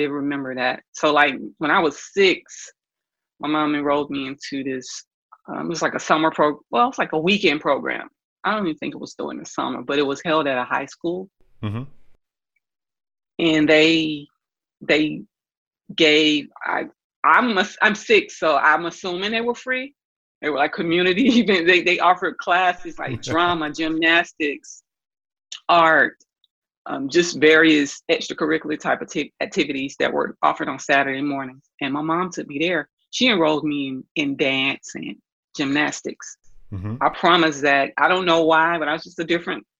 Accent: Atlanta, Georgia, United States; I'm from Atlanta, Georgia. I was born in Grady Hospital. I'm a Grady baby. Went to Atlanta Public Schools

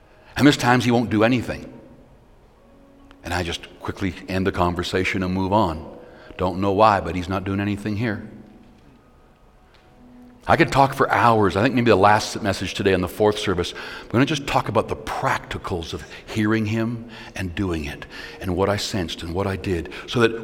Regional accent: Canada; I'm not just a pastor, I'm a Canadian

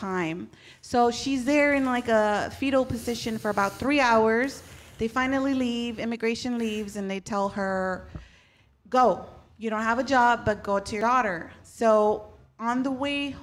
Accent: Huntington Park, California, United States; I was born in Huntington Park

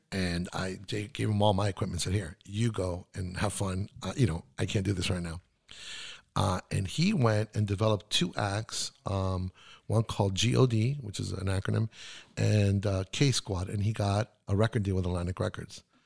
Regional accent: Santiago, Santiago Metropolitan Region, Chile; first language Spanish; English is a second language; moved away; also born or lived in Miami / New York; I was born in Santiago, Chile.

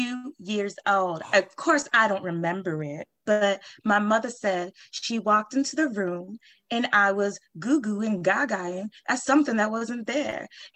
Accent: New Orleans, Louisiana, United States; Well, I come from New Orleans, a long line of mediums down there.

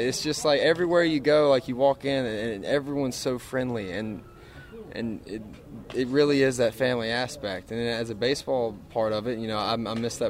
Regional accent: Starkville, Mississippi, United States; also born or lived in Pearl, Mississippi; I grew up 2 hour, 45 minutes away in Pearl, Mississippi. But, you know, just an hour and a half down the road is Starkville.

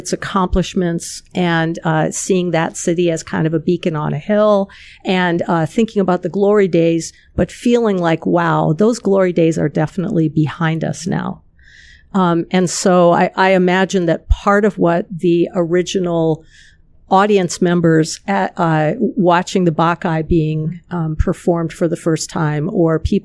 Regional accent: United States; as an American

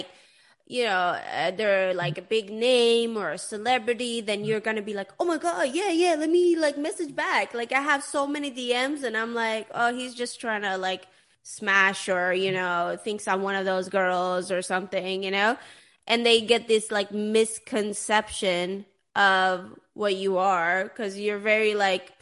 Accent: Sweden; moved away; I grew up in Sweden, but I'm Persian originally

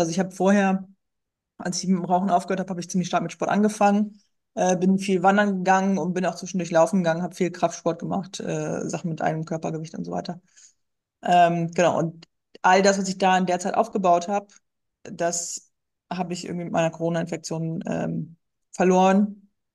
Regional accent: North Sea coast, Northern Germany, Germany; moved away as an adult; now in Ruhr area, Germany; ich wohne im Ruhrgebiet. Äh, gebürtig komme ich aus Norddeutschland, okay. von der Nordseeküste

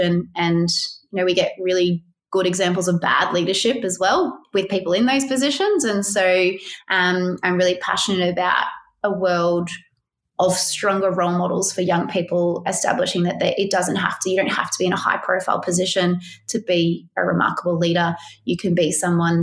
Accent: Australia; had a lot of pride and sense, I did certainly, of being an Australian

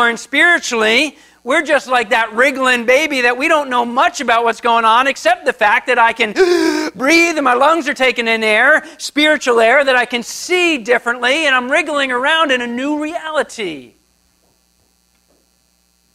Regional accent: New Jersey, United States; moved away as an adult; I grew up in New Jersey. So that is on the East Coast, the Atlantic Ocean. And I grew up there. I spent 30-something years there.

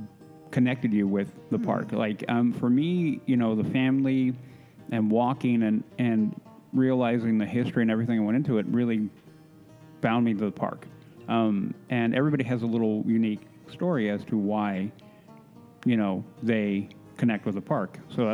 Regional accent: Southern California, United States; I grew up in SoCal, and when people would come, you know, and I had my parents are immigrants. They'd come from South America

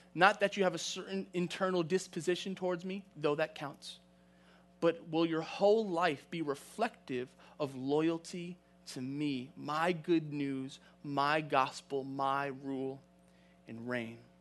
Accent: New York City, New York, United States; moved away; I grew up in New York City. I grew up in Queens, Queens Village to be exact.

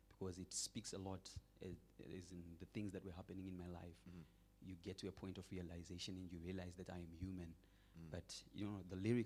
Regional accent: Zimbabwe; I am born and raised in Zimbabwe

